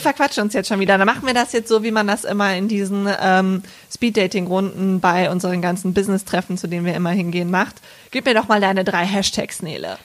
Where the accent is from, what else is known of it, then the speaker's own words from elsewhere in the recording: Bergisch Gladbach, North Rhine-Westphalia, Germany; da bin ich aufgewachsen in Bergisch Gladbach mit meinen Eltern und meinem Bruder